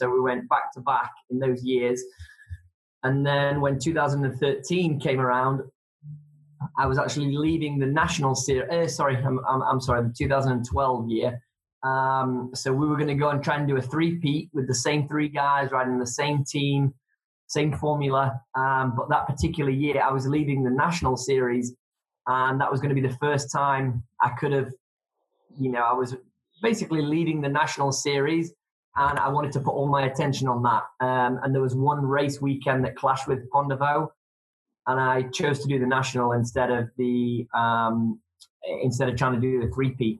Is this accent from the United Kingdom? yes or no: yes; England, United Kingdom; I'm from England